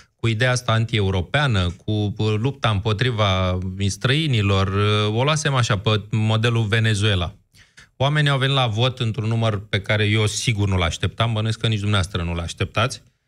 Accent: Bucharest, Romania; ca bucureștean

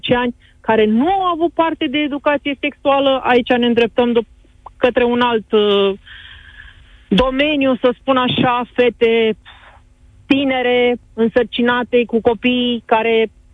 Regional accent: Romania; noi ca români

